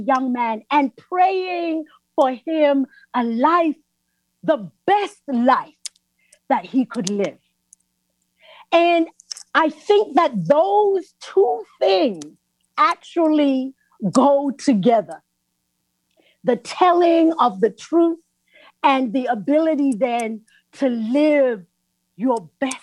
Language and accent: English; South Africa; I'm from South Africa